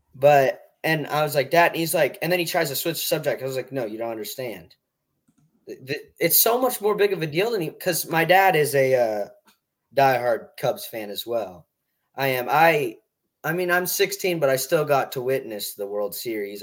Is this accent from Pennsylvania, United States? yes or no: no; Burlington, Iowa, United States; I'm from Iowa